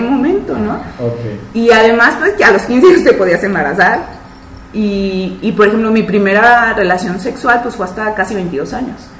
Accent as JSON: {"language": "Spanish", "country": "Mexico", "said": "los demás pues somos de México, de Guadalajara, Ciudad de México, Coahuila"}